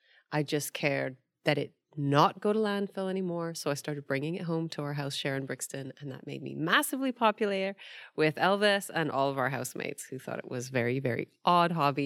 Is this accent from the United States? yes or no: no; Hong Kong; now in United Kingdom; I came from Hong Kong where half of their sewage at the time went into the sea untreated